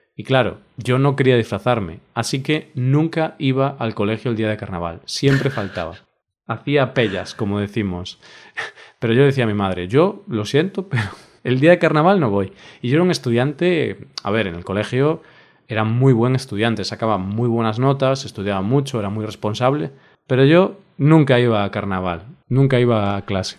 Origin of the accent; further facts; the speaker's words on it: Spain; como español